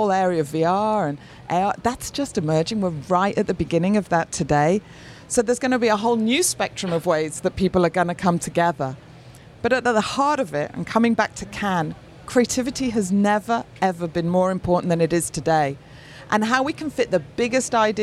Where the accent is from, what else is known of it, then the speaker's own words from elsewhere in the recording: Manchester, North West England, United Kingdom; Manchester is my hometown